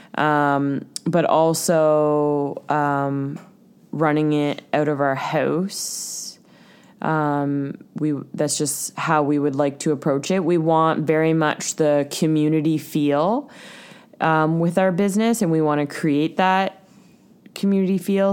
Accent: Ontario, Canada; now in Vancouver Island, Canada; we're from Ontario

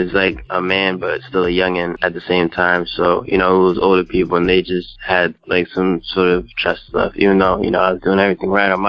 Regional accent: New York City, New York, United States; now in New Jersey, United States; I was born in Brooklyn, but right now I live in New Jersey

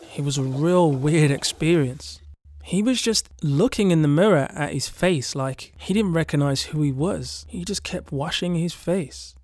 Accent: England, United Kingdom; They could tell I was from England

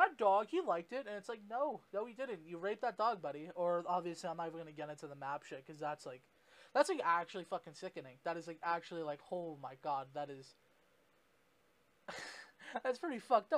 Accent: Canada; I'm Canadian

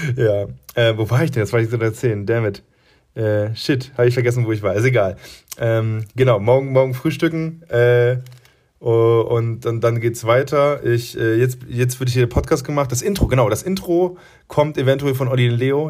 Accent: Friesland, Lower Saxony, Germany; now in Munich, Germany; ich komme aus Friesland

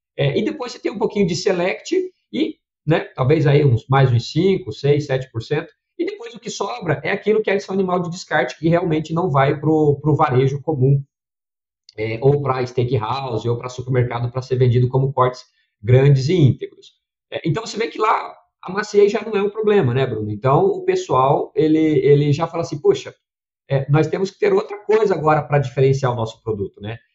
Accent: Curitiba, Paraná, Brazil; also born or lived in Redenção, Pará; now in Campinas, Brazil; eu sou nascido em Redenção, no, no, Pará, então bem, bem distante aí, talvez, do que o pessoal possa imaginar, né? Hoje eu estou aqui em Campinas, é, mas fui logo cedo, minha família foi logo cedo para Curitiba, no Paraná

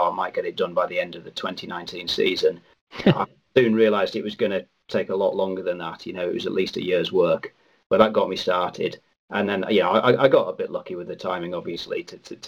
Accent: Cumbria, North West England, United Kingdom; I'm from Cumbria, and I went to a little primary school

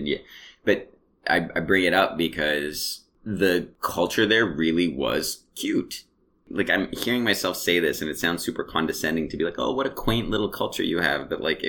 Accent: Canada; they're like, oh, where are you from? And yeah. You're like, I'm from Canada.

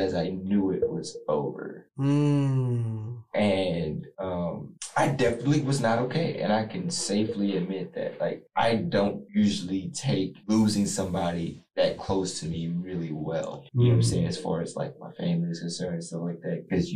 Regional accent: Columbus, Ohio, United States; also born or lived in Dayton, Ohio; came here to Columbus. I was raised here ever since

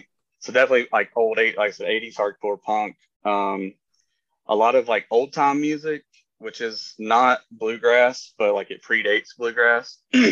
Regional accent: Appalachia, United States; well, we're not from NOLA, but we're from Appalachia.

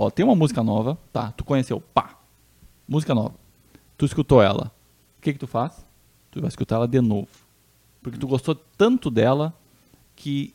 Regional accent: Santa Rosa, Brazil; da minha terra, lá na minha terrinha Santa Rosa

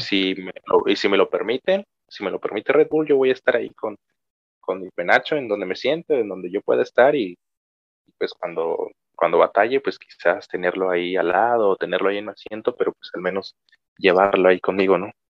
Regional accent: Cuilapam de Guerrero, Oaxaca, Mexico; aquí de mi pueblo

